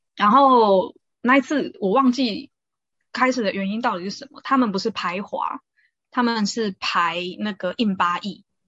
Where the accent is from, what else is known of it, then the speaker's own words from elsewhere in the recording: Taiwan; moved away; also born or lived in South Africa; 我们台湾人